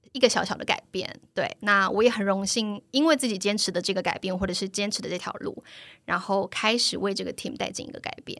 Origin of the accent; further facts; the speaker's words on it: Taiwan; moved away as an adult; also born or lived in China / France; 我们以前从小在台湾看到这些选择